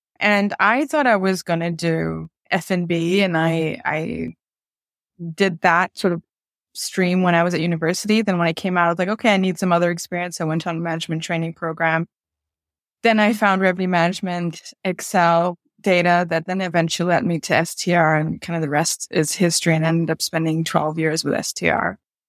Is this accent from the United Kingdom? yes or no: no; Bangkok, Thailand; born there; So I'm Bangladeshi Swiss and I was born in Bangkok.